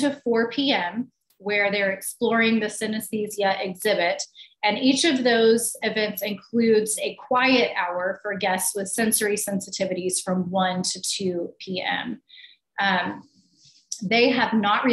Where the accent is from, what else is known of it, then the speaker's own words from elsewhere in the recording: Oklahoma City, Oklahoma, United States; I grew up in Oklahoma City and remember going to the Cowboy as a kid on field trips